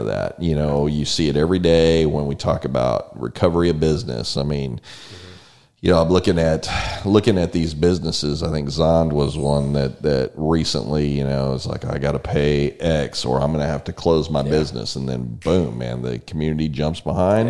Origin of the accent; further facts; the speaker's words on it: San Antonio, Texas, United States; now in College Station, United States; I grew up in San Antonio